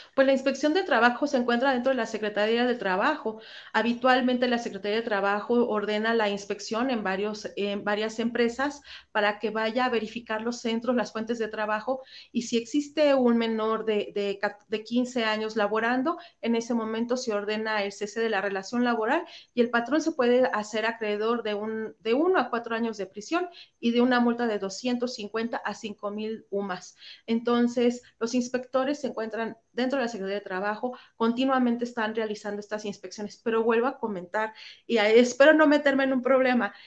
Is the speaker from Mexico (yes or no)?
yes; Mexico